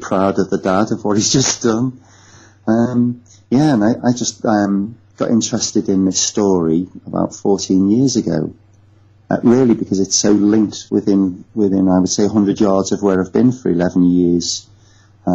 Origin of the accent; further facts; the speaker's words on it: the Northwest, North West England, United Kingdom; accent: not far from Liverpool; moved away as an adult; also born or lived in Cambridge / London; I was born in the Northwest. My accent is not far from Liverpool.